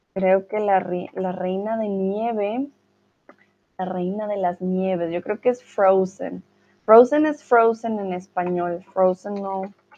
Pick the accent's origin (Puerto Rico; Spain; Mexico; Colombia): Colombia; soy de Colombia